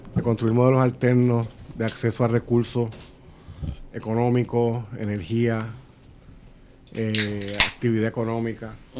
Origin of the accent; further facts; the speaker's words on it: Puerto Rico; las necesidades de nosotros como puertorriqueños